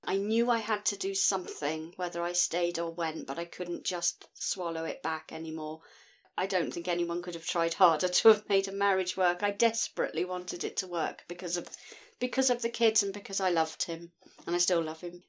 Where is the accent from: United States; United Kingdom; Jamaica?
United Kingdom; Scotland; I'm from Scotland in the United Kingdom